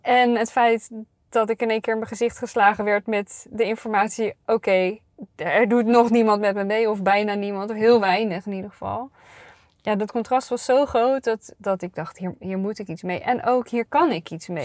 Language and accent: Dutch; North Brabant, Netherlands; ik ben een Brabantse